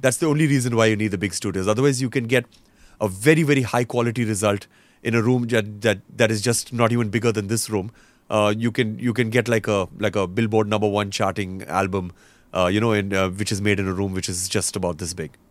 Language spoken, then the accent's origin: English; Roanoke Rapids, North Carolina, United States; first language English; now in India; when I grew up in North Carolina, so in Roanoke Rapids, we lived in the middle of nowhere